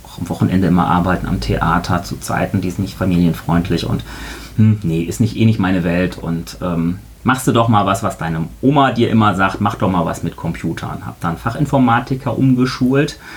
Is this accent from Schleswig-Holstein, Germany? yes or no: no; Marburg, Hesse, Germany; Ich komme eigentlich aus Marburg, da gab es dann so einen Biostoffladen, da habe ich dann mir meine Requisiten gekauft